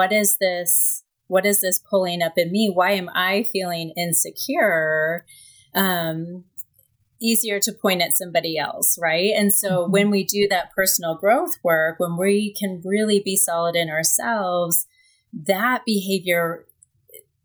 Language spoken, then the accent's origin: English; Kansas City, United States; I am from Kansas City. I grew up in Kansas City.